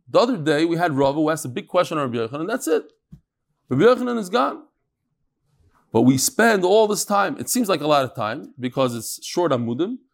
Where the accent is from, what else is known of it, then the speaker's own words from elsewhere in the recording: Lakewood, New Jersey, United States; I was born in Lakewood fifty years ago today.